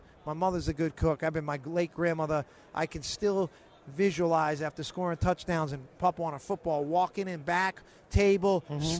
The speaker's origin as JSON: {"language": "English", "town": "Salem", "region": "Massachusetts", "country": "United States", "tie": "born or raised there", "said": "I grew up in Salem, Mass. 01970, the Witches."}